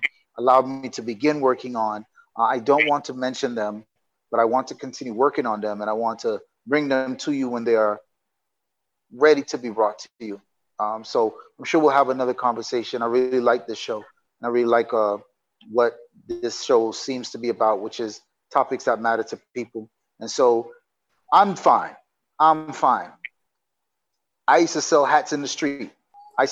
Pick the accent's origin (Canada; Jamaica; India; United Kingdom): Jamaica; moved away; also born or lived in United States; I'm Jamaican living in Jamaica, but I've been in America so long that I've disconnected